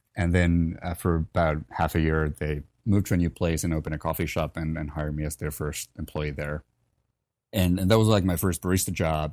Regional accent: Helsinki, Uusimaa, Finland; moved away; I'm originally from Helsinki, Finland. Um, so grew up there

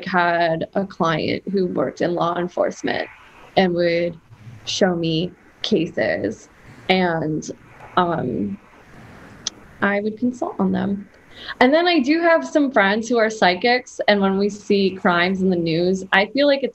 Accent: New Jersey, United States; I grew up in New Jersey

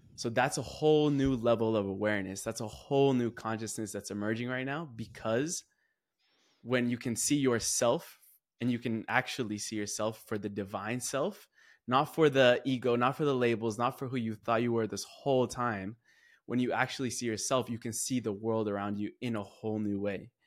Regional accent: California, United States; I'm going from California all the way to Columbia

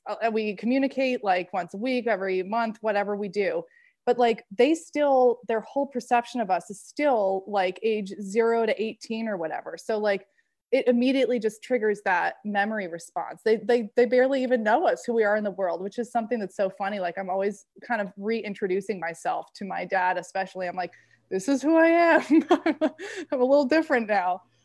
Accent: Maine, United States; moved away as an adult; now in California, United States; In California, I'm from Maine originally

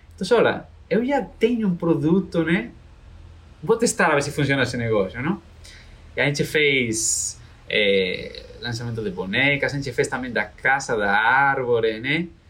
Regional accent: Galicia, Spain; Portuguese is a second language; moved away as an adult; now in Brazil; Sou de Galícia, né? É, da Galícia, onde está o Caminho de Santiago, né? Famoso. Sou galego

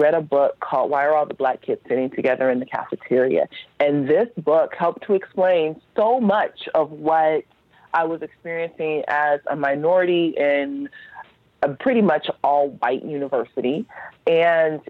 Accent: Los Angeles, California, United States; I grew up in Los Angeles

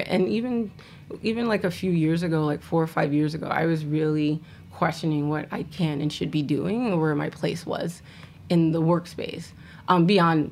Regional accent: New York City, New York, United States; also born or lived in Richmond, Virginia / Harlem; I grew up in the Bronx. I was living in the Bronx. Shout out to Park Chester. shout out to Castle Hill. That's where I grew up

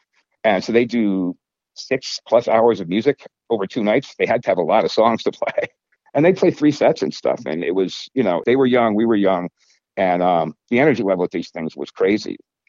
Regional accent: Simsbury, Connecticut, United States; also born or lived in Granby, Connecticut; I grew up in Simsbury

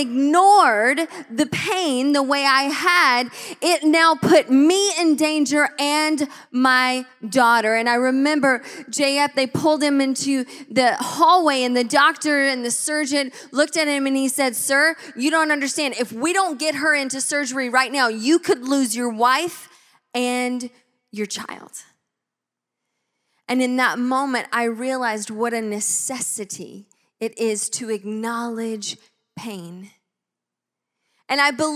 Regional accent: Georgia, United States; now in Tacoma, United States; my home state of Georgia

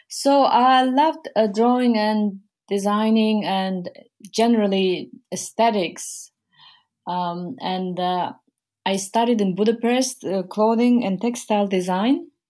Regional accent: Mongolia; moved away; I am from Mongolia. I grew up in Mongolia. Um, I was born there

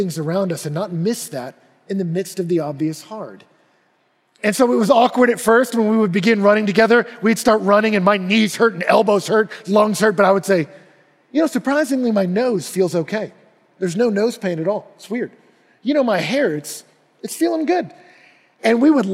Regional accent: Texas, United States; I grew up in Texas

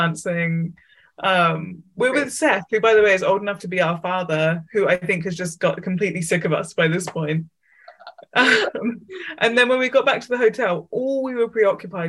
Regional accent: England, United Kingdom; I was from England

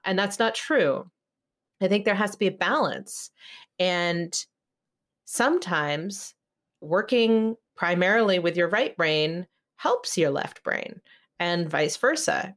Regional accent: California, United States; I grew up in California

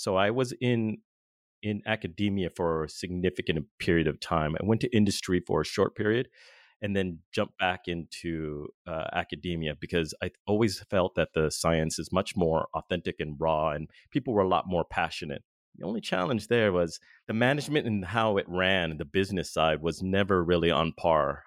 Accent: Southern California, United States; now in Boston, United States; I'm originally from Southern California, but right now I currently reside in Boston

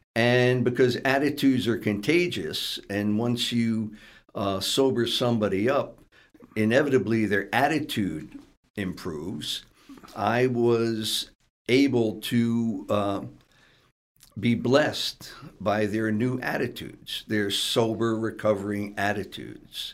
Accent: Stamford, Connecticut, United States; I grew up in the ghetto section of Stamford

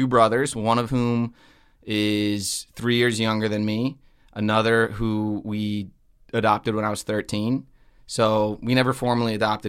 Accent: Connecticut, United States; I grew up in a small town in Connecticut.

